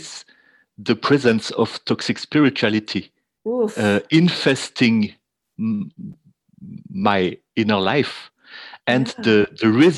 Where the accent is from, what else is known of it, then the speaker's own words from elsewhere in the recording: Switzerland; I'm from Switzerland